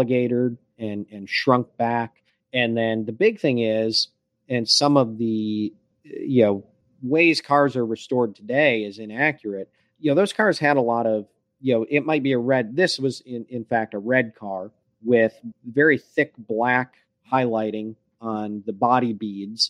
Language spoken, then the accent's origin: English; Michigan, United States; I grew up in Michigan